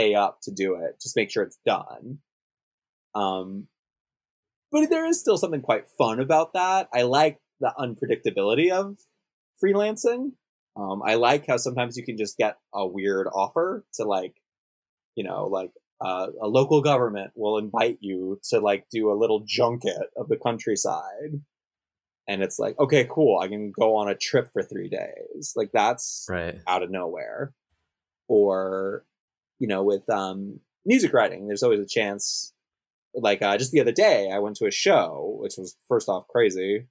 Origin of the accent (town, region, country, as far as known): Los Angeles, California, United States; born or raised there; moved away as an adult; now in Tokyo, Japan